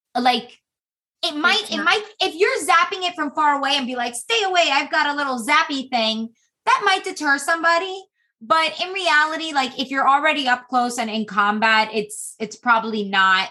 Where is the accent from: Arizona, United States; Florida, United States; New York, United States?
Florida, United States; also born or lived in Massachusetts; I'm from Florida